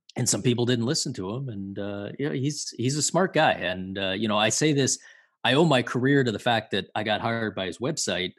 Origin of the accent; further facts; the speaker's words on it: Toronto, Ontario, Canada; I grew up in Toronto, in the eighties and early nineties